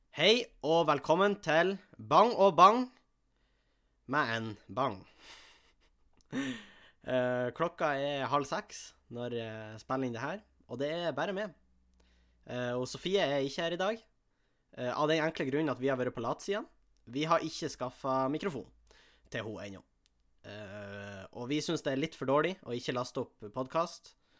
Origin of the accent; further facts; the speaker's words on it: Tjongsfjord, Nordland, Norway; moved away; Hjemme i Tjongsfjord